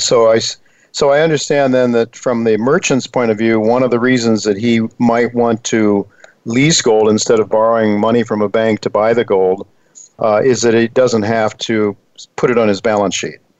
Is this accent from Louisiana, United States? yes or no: no; Dalton, Ohio, United States; now in New York City, United States; when I was a young kid growing up in Dalton, Ohio